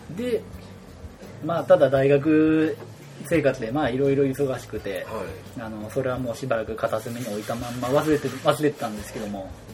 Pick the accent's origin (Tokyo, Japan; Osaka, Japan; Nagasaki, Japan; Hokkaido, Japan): Hokkaido, Japan; moved away as an adult; now in Kochi, Japan; 私は北海道石川市出身